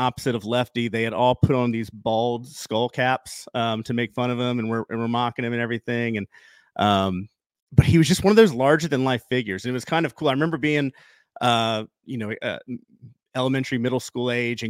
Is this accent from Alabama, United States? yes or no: no; Virginia Beach, Virginia, United States; moved away; also born or lived in Texas; I grew up in Virginia Beach as an Old Dominion fan. I went to every CAA tournament with my family from late 80s until 2013. We moved to Texas.